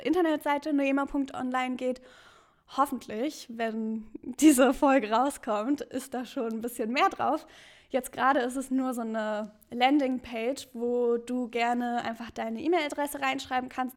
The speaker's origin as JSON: {"language": "German", "region": "Berlin", "country": "Germany", "also_born_or_lived": "Halle", "said": "ich komme aus Berlin"}